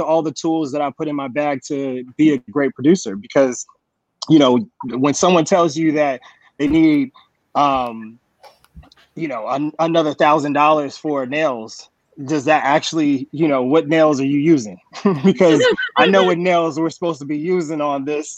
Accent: San Jose, California, United States; I'm from San Jose, California

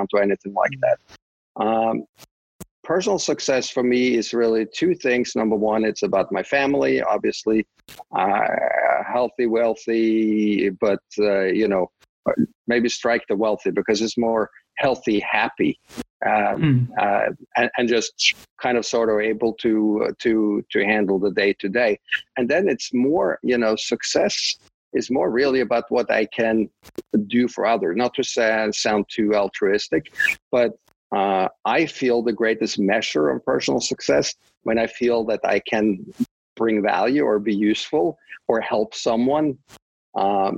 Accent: Oslo, Norway; English is a second language; moved away as an adult; now in United States; I grew up in Oslo

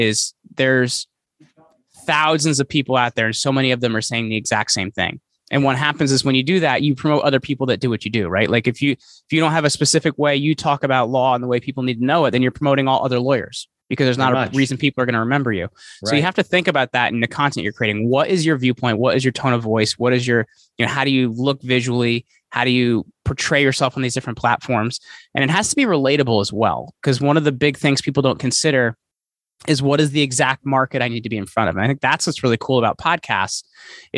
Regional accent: Sussex County, New Jersey, United States; also born or lived in Morris County, New Jersey; I've been in New Jersey all my life. I'm a Sussex County boy, so it's all farm country up here. I grew up picking string beans and stuff like that.

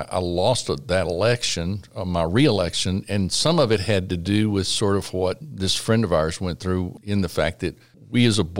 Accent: La Porte, Texas, United States; I grew up in this area, in the Gulf Coast area. I grew up in La Porte, Texas.

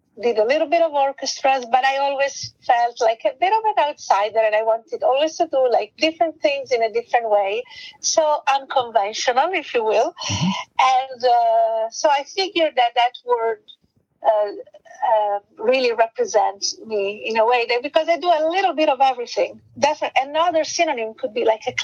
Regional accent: Italy; first language Italian; English is a second language; moved away as an adult; also born or lived in London / Thailand; my first language is Italian, mm-hmm. and then English

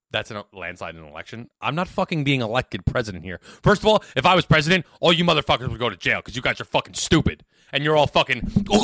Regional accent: United States; I'm an American.

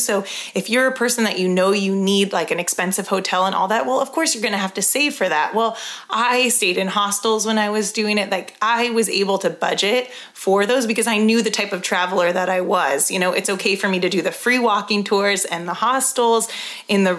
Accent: California, United States; now in Colorado, United States; I'm from California, you know, I live in Colorado

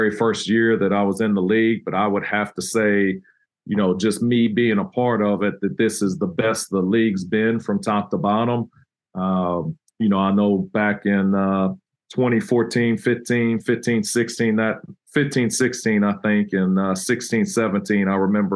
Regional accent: Texas, United States; moved away as an adult; now in Troy, United States; we grew up in Texas, and so we're Mexican food fans

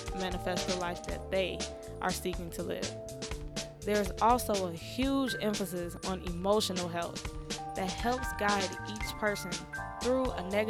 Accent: Chicago, Illinois, United States; As a Chicagoan

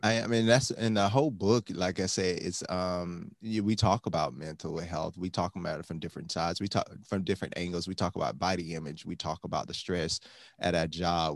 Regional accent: Miami, Florida, United States; I grew up in Miami

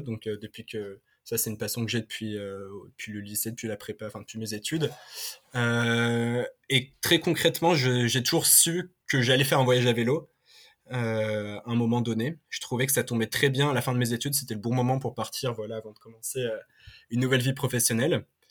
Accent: Paris, Île-de-France, France; je suis parisien, je suis euh, né à Paris, j'ai grandi

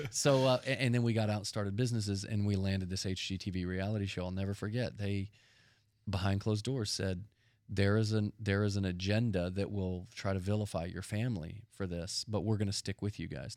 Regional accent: Dallas, Texas, United States; We grew up in Dallas, Texas, and our dad was a pastor

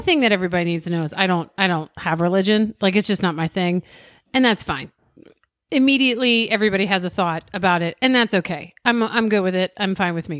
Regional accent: Maryland, United States; we're from Maryland

